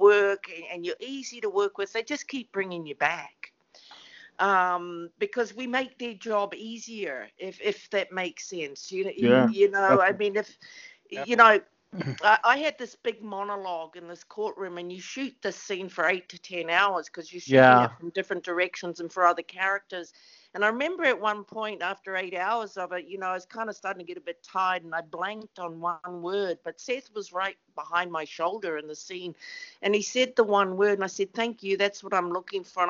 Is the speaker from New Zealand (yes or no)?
yes; New Zealand; now in West Hollywood, United States; we're two small islands, And the population is 4.5 million people